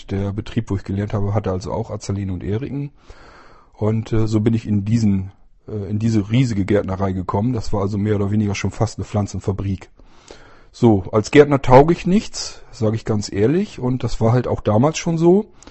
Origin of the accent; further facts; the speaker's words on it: Lower Saxony, Germany; weil die werden hier in den kleineren Dörfern und Städten, ich bin also auf dem Land groß geworden, äh, werden die nicht ausgebildet. Das heißt, du müsstest zumindest nach Bremen oder Hannover